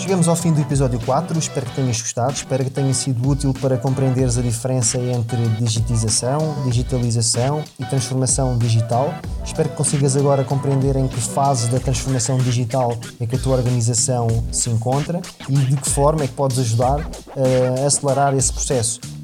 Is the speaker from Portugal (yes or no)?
yes; Portugal; cresci em Portugal no seio de uma família modesta e de classe média